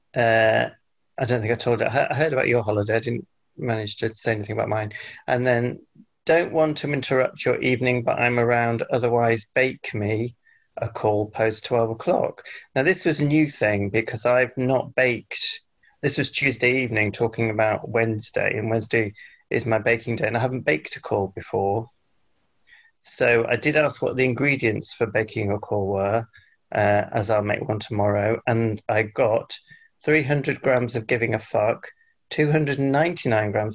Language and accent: English; United Kingdom; British Britons, whatever we are